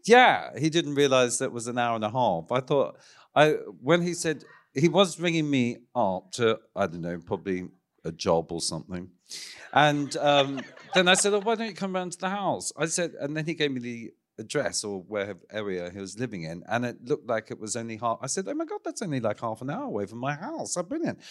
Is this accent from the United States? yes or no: no; Ballarat, Victoria, Australia; moved away; from my hometown of Ballarat, of course, in Victoria